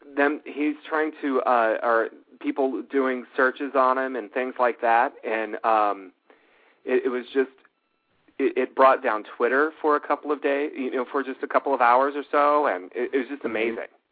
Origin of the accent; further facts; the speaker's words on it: Los Angeles, California, United States; now in Charlotte, United States; I grew up out in Los Angeles